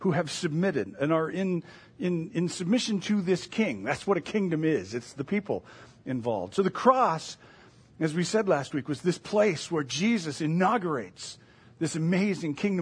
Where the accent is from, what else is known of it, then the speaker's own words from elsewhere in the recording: Michigan, United States; moved away; also born or lived in Indiana; I grew up in Michigan